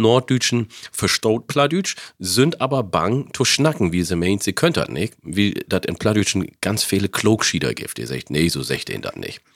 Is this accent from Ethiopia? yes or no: yes; Wollega, Oromia, Ethiopia; also born or lived in Northern Germany; now in Germany; aus der Region, wo ich komme, Wallaga